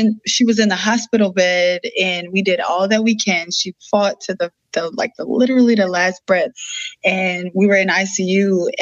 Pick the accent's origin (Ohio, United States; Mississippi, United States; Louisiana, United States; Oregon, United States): Louisiana, United States; New Orleans; I'm from New Orleans.